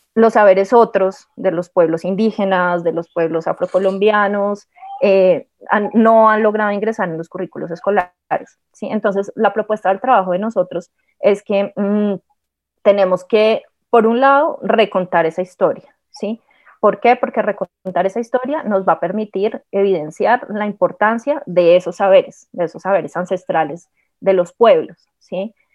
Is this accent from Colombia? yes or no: yes; Colombia; nuestra identidad como pueblo, como nación, como colombianos